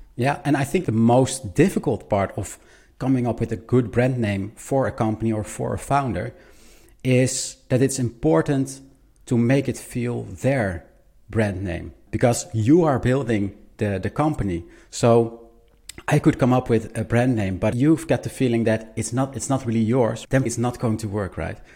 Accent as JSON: {"language": "English", "country": "Netherlands", "said": "I'm a designer from the Netherlands"}